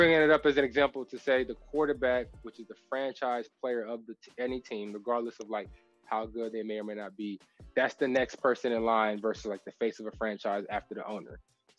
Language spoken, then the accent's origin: English; Texas, United States; I'm from Texas